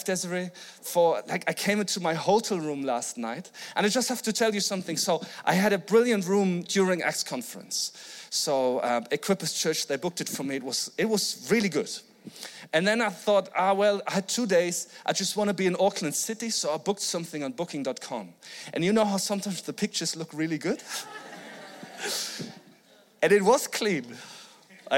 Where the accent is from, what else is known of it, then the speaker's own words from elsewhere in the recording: Flensburg, Schleswig-Holstein, Germany; I'm from Flensburg in Germany